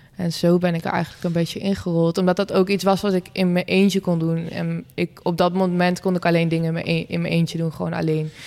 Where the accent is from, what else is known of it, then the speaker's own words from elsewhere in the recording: Wezep, Gelderland, Netherlands; Ik kom zelf uit Wezen, het dorpje bij Zwolle